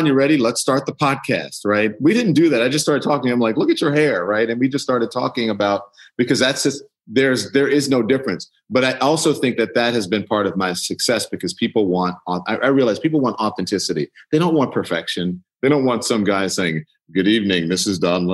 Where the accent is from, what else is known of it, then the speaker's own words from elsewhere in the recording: United States; I grew up in America. I am an American citizen. I grew up here as a Black person